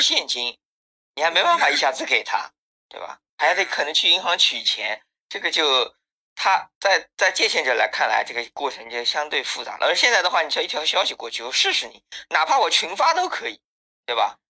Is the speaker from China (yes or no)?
yes; Zhangjiagang, Jiangsu, China; 我是张家港的